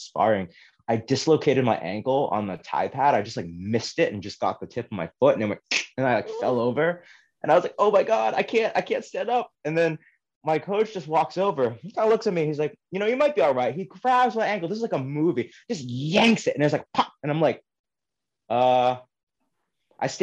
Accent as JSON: {"language": "English", "town": "Boston", "region": "Massachusetts", "country": "United States", "tie": "born or raised there", "also_born_or_lived": "Brookline", "said": "When I was younger, growing up in Boston, I was like always the only Asian kid in school."}